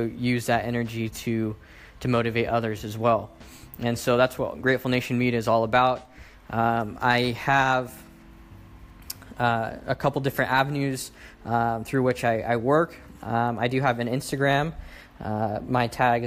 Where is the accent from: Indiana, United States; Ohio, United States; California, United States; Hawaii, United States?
California, United States; Sacramento; I am from Sacramento, California